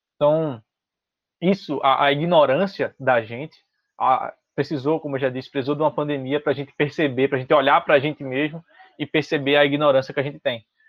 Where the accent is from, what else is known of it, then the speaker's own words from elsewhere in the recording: Brazil; also born or lived in Recife; a gente como brasileiro